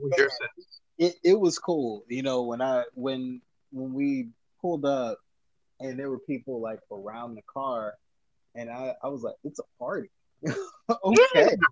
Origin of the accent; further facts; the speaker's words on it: United States; my dad is Liberian, hence he's from Africa. My mom is American. I'm American.